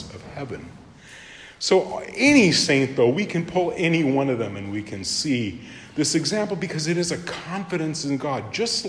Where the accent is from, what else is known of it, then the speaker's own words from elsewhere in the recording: Japan; my home country of Japan